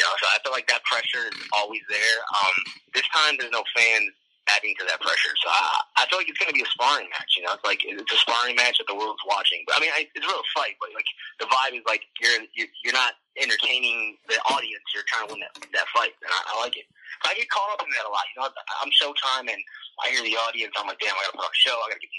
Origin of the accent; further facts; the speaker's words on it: Chicago, Illinois, United States; And we're in Chicago, so it was like all my hometown.